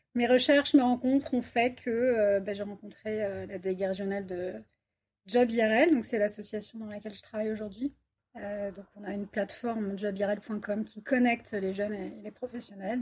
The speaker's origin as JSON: {"language": "French", "area": "Paris region", "region": "Île-de-France", "country": "France", "also_born_or_lived": "Bordeaux", "moved": "as an adult", "lives_now": "Toulouse, France", "said": "moi, je suis toulousaine euh, d'adoption. Ça fait trois ans que je suis sur Toulouse et je viens de région parisienne"}